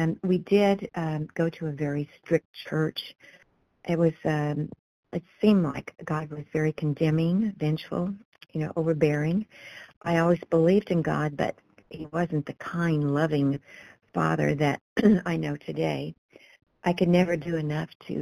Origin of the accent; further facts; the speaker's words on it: Kansas, United States; I was born in Kansas and lived most of my life here